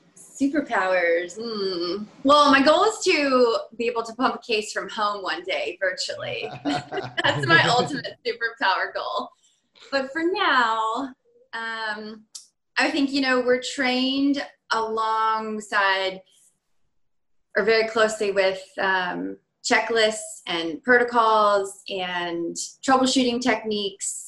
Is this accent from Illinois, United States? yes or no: no; Virginia, United States; moved away as an adult; also born or lived in Michigan; now in California, United States; I'm originally from Virginia